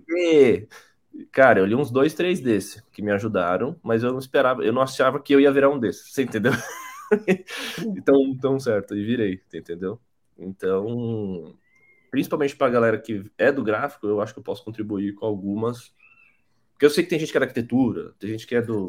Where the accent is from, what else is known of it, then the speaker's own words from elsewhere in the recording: São Paulo, Brazil; eu sou de São Paulo, sou formado em design visual